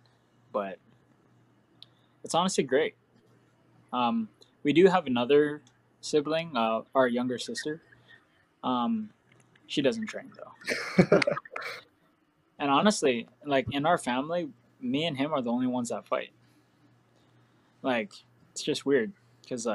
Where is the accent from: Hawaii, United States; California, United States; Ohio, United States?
Hawaii, United States; moved away; growing up in Hawaii